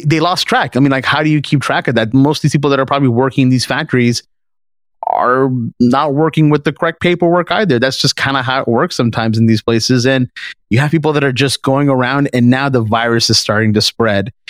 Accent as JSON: {"language": "English", "country": "Canada", "said": "we're from Canada"}